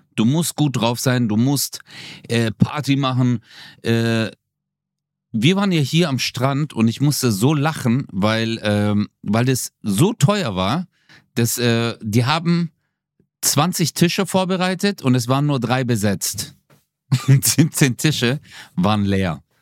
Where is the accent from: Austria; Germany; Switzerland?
Germany; Swabia; ich bin Schwabe